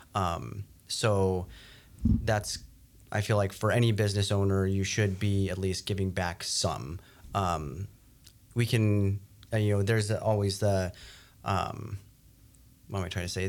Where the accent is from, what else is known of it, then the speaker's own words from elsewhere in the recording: New Mexico, United States; moved away as an adult; now in North Dakota, United States; I grew up in New Mexico